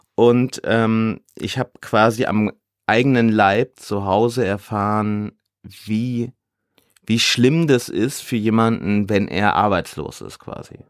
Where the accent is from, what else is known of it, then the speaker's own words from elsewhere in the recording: Ruhr area, North Rhine-Westphalia, Germany; now in Hamburg, Germany; also ich komme ja aus dem Ruhrgebiet, da sagt man Kirmes